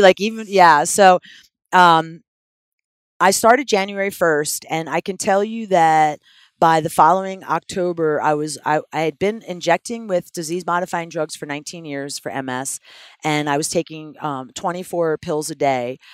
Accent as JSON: {"language": "English", "town": "Philadelphia", "region": "Pennsylvania", "country": "United States", "said": "I'm from Philadelphia"}